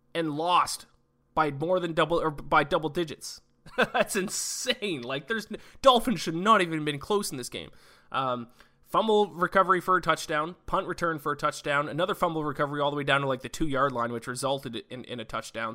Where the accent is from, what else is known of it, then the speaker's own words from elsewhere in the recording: Canada; I'm Canadian